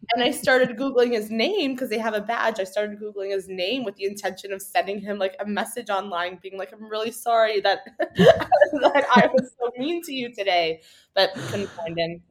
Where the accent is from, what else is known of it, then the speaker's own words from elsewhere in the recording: Canada; we've grown up in a very cold climate